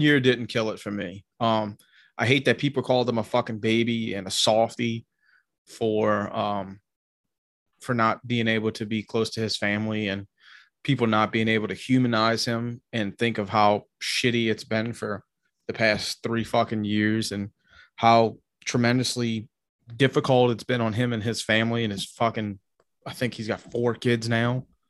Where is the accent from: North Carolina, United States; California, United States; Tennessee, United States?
Tennessee, United States; I grew up a lot in Tennessee